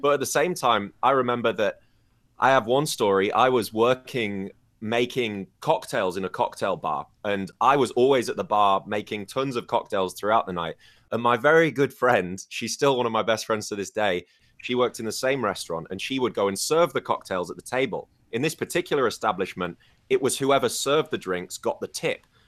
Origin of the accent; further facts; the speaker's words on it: United Kingdom; moved away as an adult; now in China; I'm from the United Kingdom